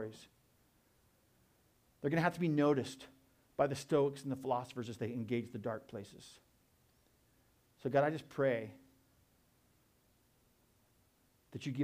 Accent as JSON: {"language": "English", "town": "Tucson", "region": "Arizona", "country": "United States", "said": "I'm from Tucson. I love Tucson."}